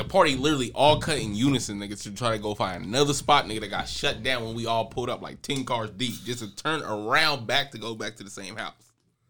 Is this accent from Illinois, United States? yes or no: no; Oakland, California, United States; born and raised in Oakland, California, North Oakland to be exact, Bushrod Park.